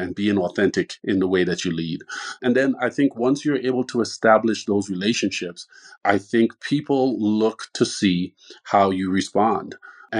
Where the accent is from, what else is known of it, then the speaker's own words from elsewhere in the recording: Trinidad & Tobago; now in Tucson, United States; born and raised in Trinidad, where there's a huge Spanish influence